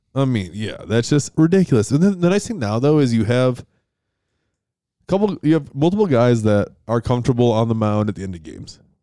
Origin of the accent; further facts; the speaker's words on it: Rochester, New York, United States; moved away; growing up in Ro, uh, in Rochester.